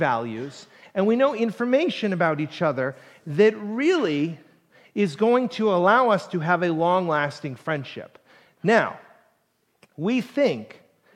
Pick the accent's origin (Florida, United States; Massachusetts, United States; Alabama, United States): Massachusetts, United States; Plymouth; also born or lived in Ohio; I didn't grow up in Duxbury, but I grew up in Plymouth